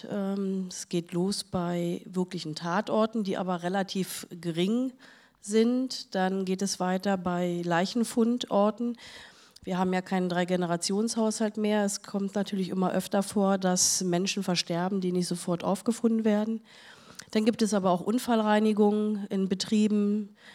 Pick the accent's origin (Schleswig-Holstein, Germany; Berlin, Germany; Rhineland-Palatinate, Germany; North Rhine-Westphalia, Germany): Berlin, Germany; Da habe ich äh, als Berliner äh, jemand gesucht, der sowas macht.